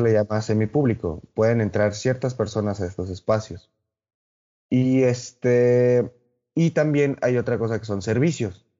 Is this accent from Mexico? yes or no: yes; Mexico; como buenos mexicanos que somos